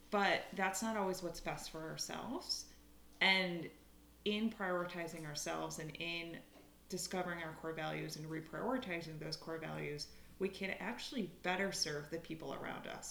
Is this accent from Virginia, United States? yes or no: no; upstate New York, United States; moved away as an adult; also born or lived in Philadelphia, Pennsylvania; now in Conshohocken, United States; Originally, I'm from upstate New York, but I went to college here in Philly, and now I live in Conshohocken with my husband and pup